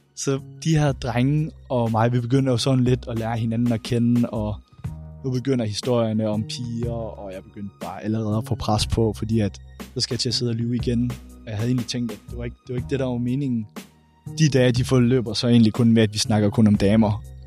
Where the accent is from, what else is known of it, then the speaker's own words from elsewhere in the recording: Randers, Central Denmark Region, Denmark; jeg er 24 år gammel, og jeg kommer fra Randers